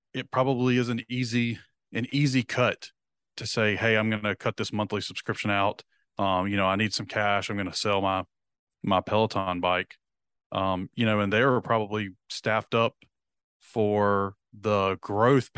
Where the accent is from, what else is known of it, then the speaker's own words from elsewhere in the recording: the South, United States; We're from the South